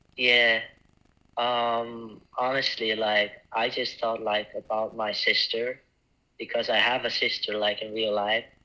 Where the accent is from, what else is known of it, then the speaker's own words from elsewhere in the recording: Ísafjörður, Westfjords, Iceland; moved away; Yeah, I'm from Iceland. I'm from a small town called Isafjordur, uh, where 2,000 people live. And I moved by myself to the city in 2020